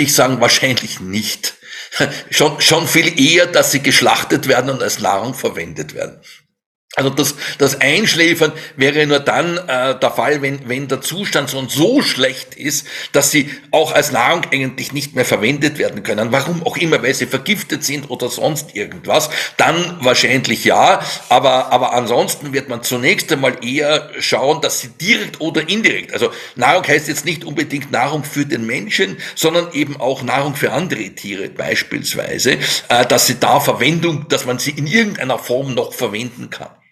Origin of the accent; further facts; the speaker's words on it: Germany; bei uns in Deutschland